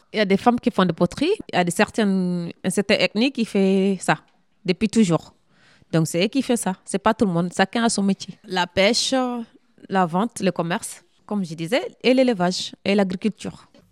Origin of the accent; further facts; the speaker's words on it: Mali; now in France; Je suis malienne